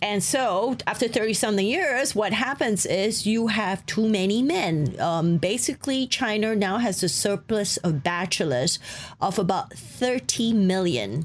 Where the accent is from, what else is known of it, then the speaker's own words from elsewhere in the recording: Malaysia; my family is of a Chinese ethnic origin. I grew up in Malaysia.